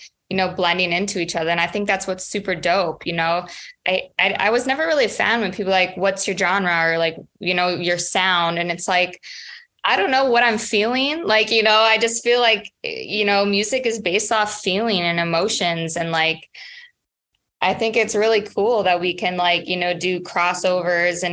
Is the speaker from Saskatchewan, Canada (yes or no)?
yes; Saskatchewan, Canada; now in Los Angeles, United States; I'm from a very small prairie town village in Saskatchewan, Canada, which is right above North Dakota